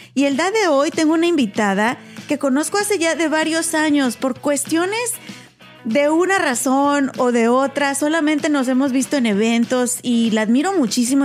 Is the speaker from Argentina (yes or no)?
no; Mexico; now in United States; como mexicana